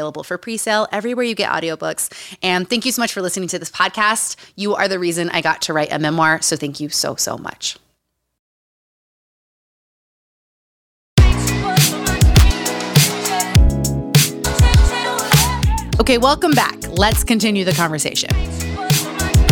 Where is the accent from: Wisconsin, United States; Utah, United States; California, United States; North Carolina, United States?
Utah, United States; Growing up in Utah